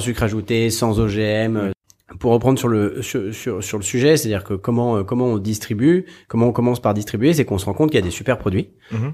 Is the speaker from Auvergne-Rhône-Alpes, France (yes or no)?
yes; Haute-Savoie, Auvergne-Rhône-Alpes, France; also born or lived in south of France; je suis né dans le sud de la France et j'ai vécu toute mon enfance en Haute-Savoie